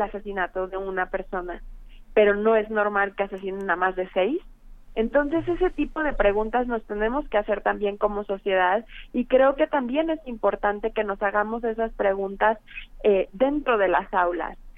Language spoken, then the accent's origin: Spanish; Mexico; nosotros como mexicanos